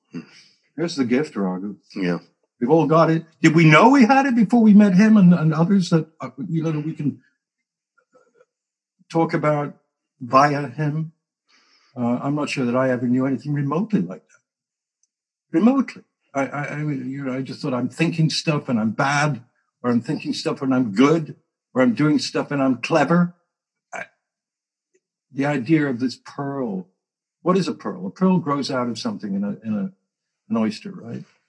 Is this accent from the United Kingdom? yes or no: yes; England, United Kingdom; moved away; I came from England